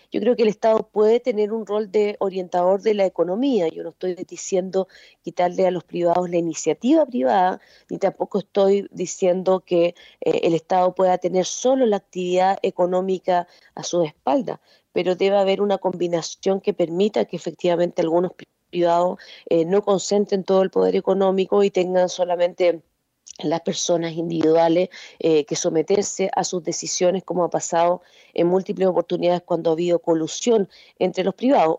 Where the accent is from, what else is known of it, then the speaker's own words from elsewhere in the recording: Chile; also born or lived in Spain; estudié en la Universidad de Chile, después me hice mi doctorado con beca fuera de Chile